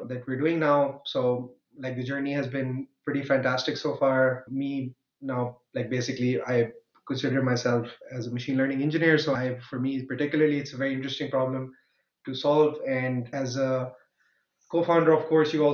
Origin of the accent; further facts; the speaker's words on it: Pakistan; moved away as an adult; now in Germany; I come originally from Pakistan, and I moved to Germany to do my master's in computer science